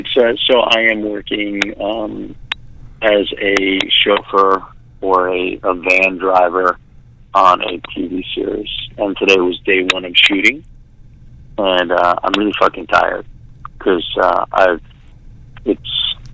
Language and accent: English; New York City, New York, United States; moved away; I am in the house that I grew up in Staten Island, New York